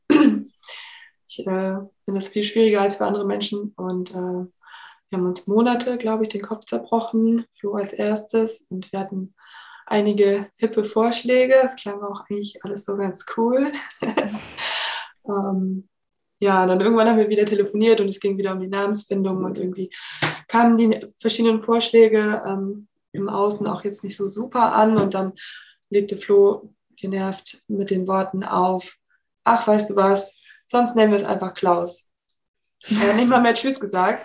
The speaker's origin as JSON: {"language": "German", "area": "Oldenburg area", "region": "Lower Saxony", "country": "Germany", "said": "Also ich komme aus der Gegend hier, so aus dem Umkreis von 50 Kilometern aus Oldenburg."}